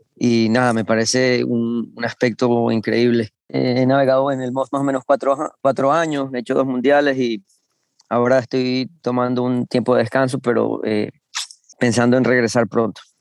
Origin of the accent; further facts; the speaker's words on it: Venezuela; moved away as an adult; now in United States; yo soy venezolano, eh, empecé a navegar en Venezuela en Optimist